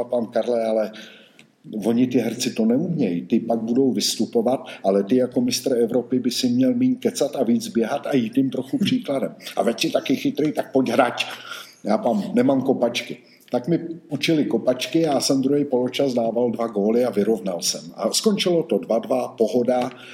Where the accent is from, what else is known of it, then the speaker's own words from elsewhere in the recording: Roudnice nad Labem, Ústí nad Labem Region, Czechia; moved away as an adult; also born or lived in Žatec; Já jsem vyrůstal v Roudnici nad Labem